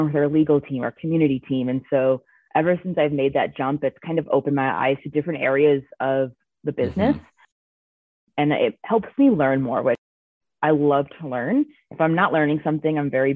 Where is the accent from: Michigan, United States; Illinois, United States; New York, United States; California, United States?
Illinois, United States; Chicago; moved away as an adult; now in Colorado, United States; I'm originally from Chicago, but I moved to Colorado like 8 years ago now